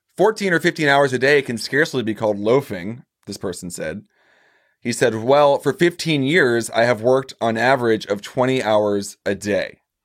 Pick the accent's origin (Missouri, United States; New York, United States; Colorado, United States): Missouri, United States; I'm from Missouri.